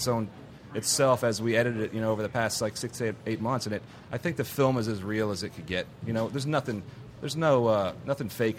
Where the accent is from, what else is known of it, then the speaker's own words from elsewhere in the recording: Houston, Texas, United States; I'm from Houston, so this is such a rock and roll town.